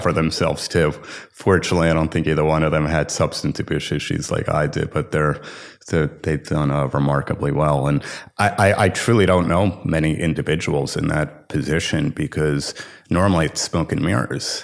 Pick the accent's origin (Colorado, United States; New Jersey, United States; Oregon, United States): New Jersey, United States; Livingston; I grew up in Livingston, New Jersey.